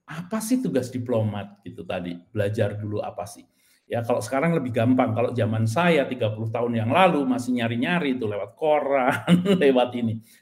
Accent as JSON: {"language": "Indonesian", "town": "Magelang", "region": "Central Java", "country": "Indonesia", "said": "Nah, saya juga berasal dari Magelang, ya."}